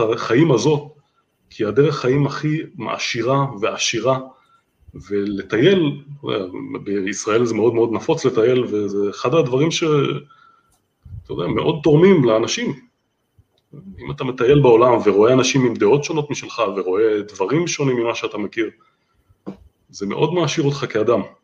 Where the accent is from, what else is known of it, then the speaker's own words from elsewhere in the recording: Holon, Tel Aviv District, Israel; אני יליד ואני עדיין גר בחולון